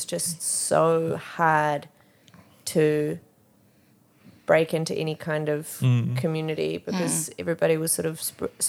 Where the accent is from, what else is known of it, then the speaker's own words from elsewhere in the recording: Auckland, New Zealand; I'm technically from Auckland now because where I grew up is now part of Auckland because we're explosive. but at the time, like I had to move. There was no way I could commute. Had to move out of home, move into Auckland